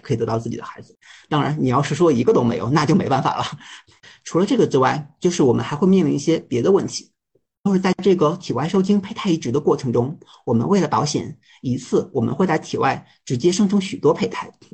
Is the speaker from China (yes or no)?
yes; China; moved away as an adult; also born or lived in Shanghai / Beijing; now in Germany; 也是一个住在德国的中国人